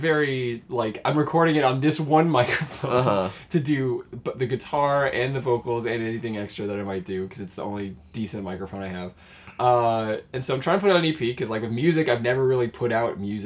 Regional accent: San Jose, California, United States; now in Bellingham, United States; people from my hometown. There's a lot of great musicians in San Jose.

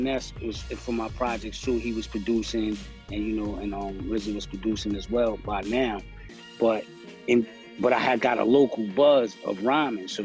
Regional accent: New York City, New York, United States; I was from Stapleton

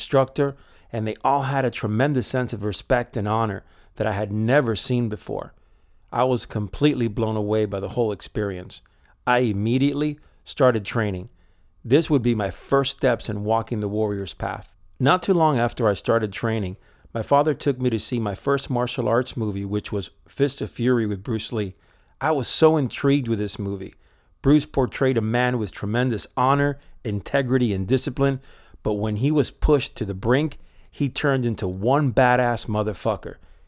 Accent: Spain; also born or lived in Miami, United States; I was born in Miami, but for most of my childhood years, I lived in Spain.

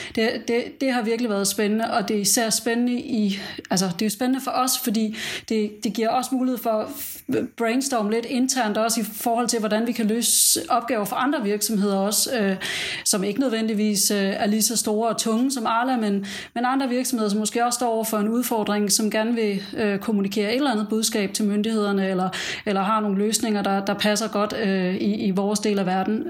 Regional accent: Denmark; now in United Arab Emirates

